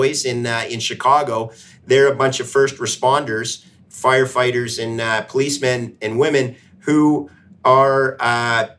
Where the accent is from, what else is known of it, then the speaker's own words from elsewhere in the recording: Canada; my home country of Canada